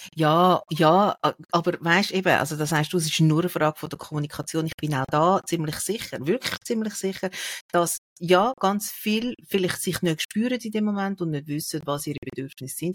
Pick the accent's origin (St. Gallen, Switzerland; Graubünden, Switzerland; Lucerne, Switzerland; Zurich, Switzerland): Zurich, Switzerland; Sihltal; ich bin aufgewachsen im Sieltal im Kanton Zürich